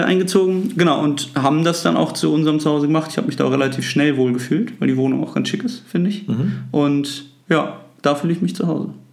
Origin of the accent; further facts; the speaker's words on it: Sulingen, Lower Saxony, Germany; now in Hanover, Germany; meine alte Heimat ist so Suling, da bin ich aufgewachsen